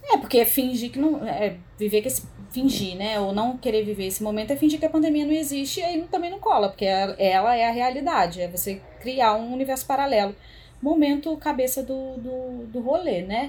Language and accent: Portuguese; Rio de Janeiro, Brazil; now in São Paulo, Brazil; Como uma boa carioca